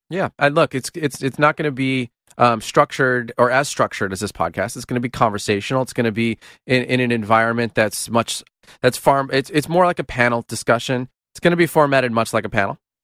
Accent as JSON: {"language": "English", "country": "United States"}